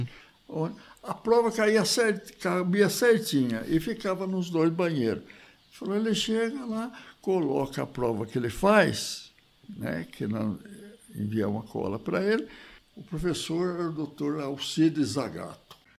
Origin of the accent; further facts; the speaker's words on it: Piracicaba, São Paulo, Brazil; moved away as an adult; also born or lived in Nova Granada / São José do Rio Preto; eu sou de Piracicaba. Formei lá na, na escola de agronomia e tal, minha família mora toda lá